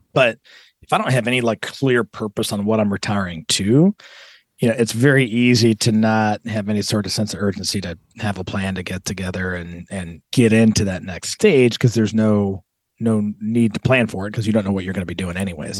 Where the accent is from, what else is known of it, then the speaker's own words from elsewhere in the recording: Southern California, United States; moved away; I'm actually from Southern California, and, and my folks are both from, uh, different parts of California